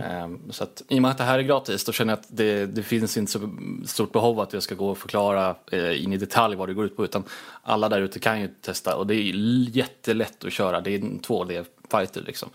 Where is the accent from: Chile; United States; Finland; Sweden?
Sweden; Småland; jag är väldigt ja, svensk. Smålänning också på, på ovanpå det